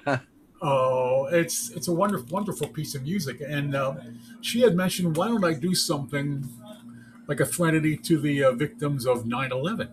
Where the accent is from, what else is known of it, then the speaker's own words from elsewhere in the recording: Philadelphia, Pennsylvania, United States; now in New York City, United States; I grew up in Philadelphia, and all my uncles played